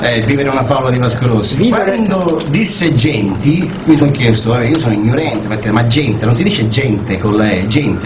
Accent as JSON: {"language": "Italian", "region": "Sicily", "country": "Italy", "moved": "yes", "lives_now": "San Lazzaro di Savena, Italy", "said": "io sono siciliano, trapiantato felicemente eh, delicatamente ospitato da questa città a Sallazzo"}